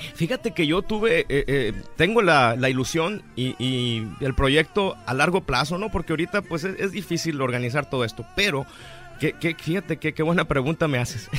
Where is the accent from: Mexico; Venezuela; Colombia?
Mexico; also born or lived in Mexico City; somos muchos los mexicanos que andamos por el mundo cantando